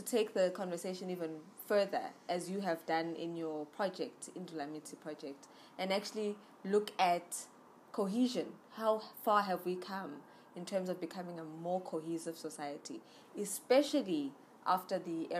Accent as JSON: {"language": "English", "country": "South Africa", "said": "I have that burning feeling of not being settled in who I am as a South African"}